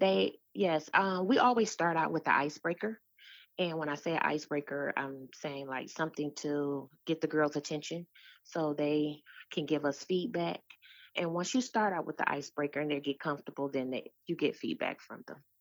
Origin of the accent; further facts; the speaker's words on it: Detroit, Michigan, United States; I'm from Detroit, Michigan. I am a product of the D P S school system